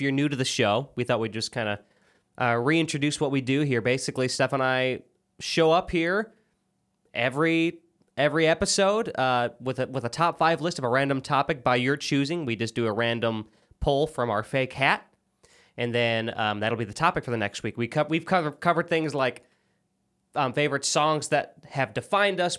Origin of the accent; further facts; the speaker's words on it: Illinois, United States; now in Tennessee, United States; I'm from Illinois